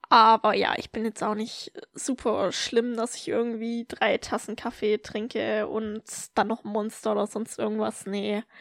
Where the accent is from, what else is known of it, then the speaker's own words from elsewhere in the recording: Germany; moved away as an adult; ich habe durchaus noch ein paar Freundinnen aus meiner Heimat